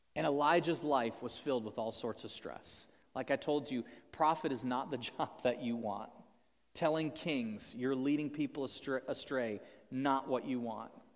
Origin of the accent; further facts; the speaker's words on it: United States; as American people